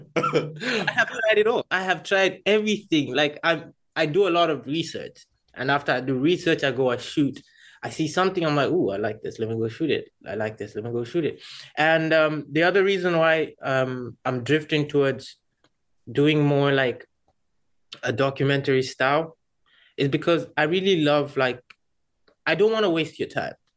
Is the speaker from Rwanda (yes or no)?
yes; Rwanda; moved away; I'm originally from Rwanda